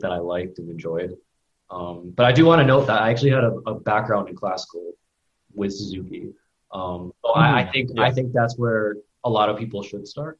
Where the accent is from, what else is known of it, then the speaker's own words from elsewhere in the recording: Connecticut, United States; I grew up, born and raised in Connecticut